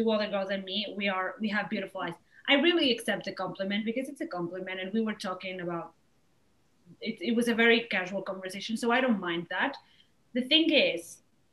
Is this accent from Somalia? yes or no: no; Spain; I'm from here. I was born in Spain. I'm Spanish.